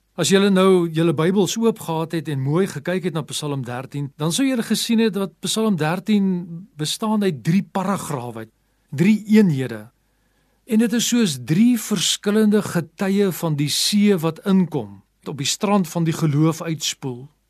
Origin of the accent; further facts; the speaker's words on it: South Africa; also born or lived in Pretoria; Baie van ons as Afrikaners is grootgemaak